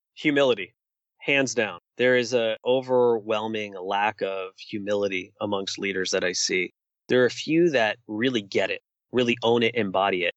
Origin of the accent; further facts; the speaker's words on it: New York City, New York, United States; moved away as an adult; I spent almost 40 years of my life growing up in New York City